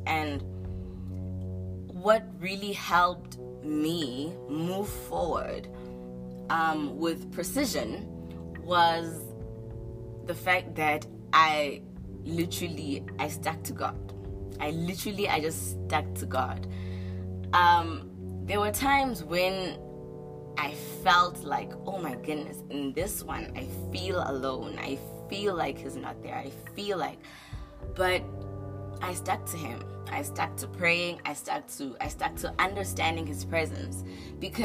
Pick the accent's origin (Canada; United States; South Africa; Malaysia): South Africa; that's my people. That's me. I'm South African